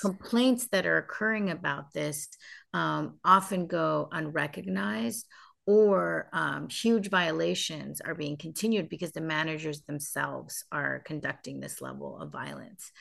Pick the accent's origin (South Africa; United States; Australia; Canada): United States; I grew up in the United States